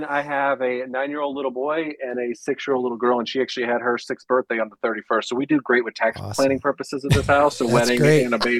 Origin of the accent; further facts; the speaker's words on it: Panama City, Florida, United States; also born or lived in Mississippi / Nebraska / Alaska / Louisiana; now in Charlotte, United States; So I was born in Mississippi. We moved to Nebraska, Alaska, Louisiana, New Mexico, and then Florida. And I did high school in Panama City, Florida, college in Tallahassee.